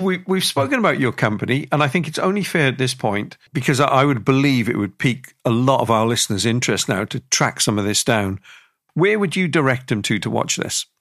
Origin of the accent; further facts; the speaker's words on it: Wales, United Kingdom; the amount of people I grew up with around my part of Wales